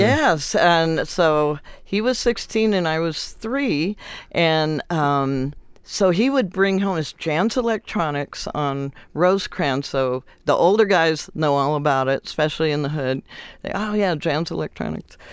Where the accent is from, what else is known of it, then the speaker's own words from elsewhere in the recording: Compton, California, United States; I grew up in Compton